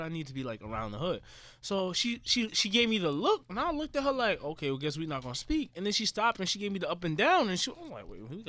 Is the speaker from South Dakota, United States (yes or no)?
no; New York, United States; I'm a New Yorker.